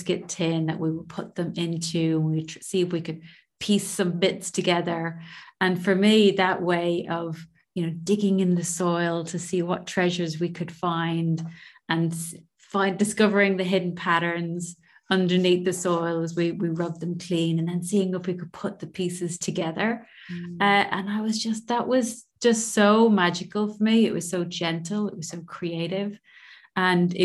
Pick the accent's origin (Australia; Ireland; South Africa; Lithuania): Ireland; I grew up in Ireland, so it close to the border with Northern Ireland, so in between Dublin and Belfast on the East Coast.